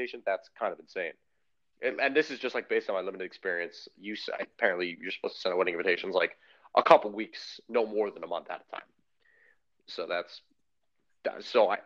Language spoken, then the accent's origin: English; Geneva, Illinois, United States; nobody from my hometown will ever go to like a Power Five school